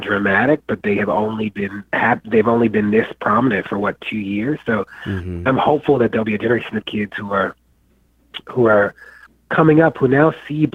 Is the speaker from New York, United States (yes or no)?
no; Baltimore, Maryland, United States; I grew up in Baltimore